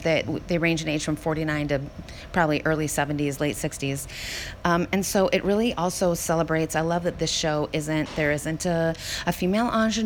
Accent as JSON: {"language": "English", "town": "Savannah", "region": "Georgia", "country": "United States", "accent": "Southern", "said": "I am from Savannah, and so I have more of a Julius Sugarbaker kind of a sound"}